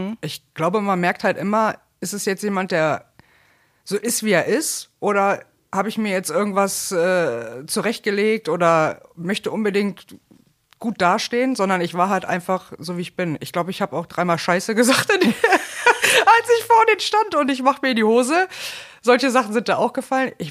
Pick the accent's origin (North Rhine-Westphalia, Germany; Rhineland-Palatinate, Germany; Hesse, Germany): North Rhine-Westphalia, Germany; Bonn; now in Cologne, Germany; Und 2013 bin ich dann Marktmanagerin geworden, bin dann von Bonn nach Köln.